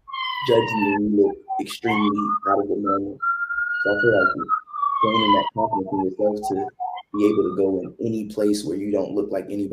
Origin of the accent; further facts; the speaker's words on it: the South, United States; growing up in the South